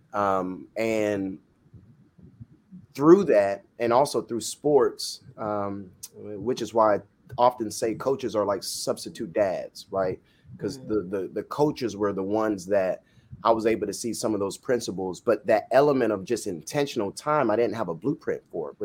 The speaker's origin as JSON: {"language": "English", "region": "Florida", "country": "United States", "tie": "born or raised there", "said": "I'm Jamaican by blood, Floridian by birth, and Jamaican parents"}